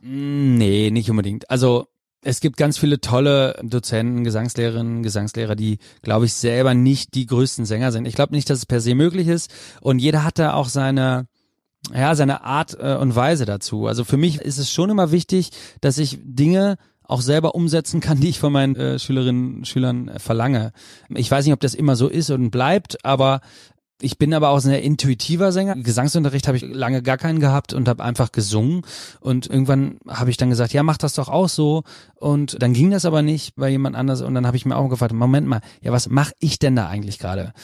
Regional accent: Münster, North Rhine-Westphalia, Germany; Ich komme aus Münster

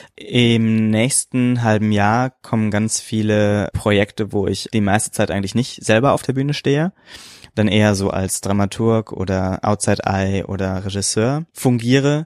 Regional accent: Germany; Ich bin Deutscher.

